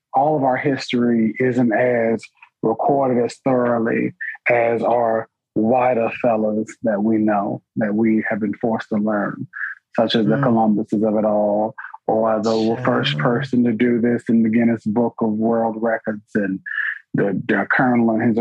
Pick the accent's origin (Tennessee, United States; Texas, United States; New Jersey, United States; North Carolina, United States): North Carolina, United States; New Bern; my hometown